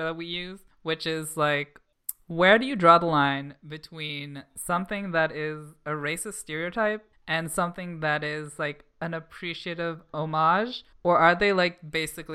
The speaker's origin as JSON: {"language": "English", "town": "Toronto", "region": "Ontario", "country": "Canada", "tie": "born or raised there", "said": "I grew up in Toronto."}